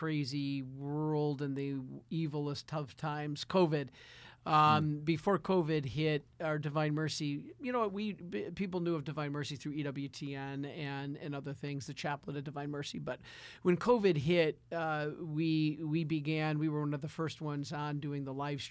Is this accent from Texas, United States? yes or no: no; Detroit, Michigan, United States; Being a Detroiter, growing up in Detroit, we suffered